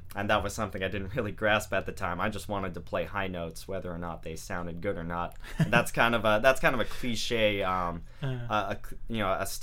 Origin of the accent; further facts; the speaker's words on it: Vacaville, California, United States; now in San Jose, United States; I'm from Vacaville originally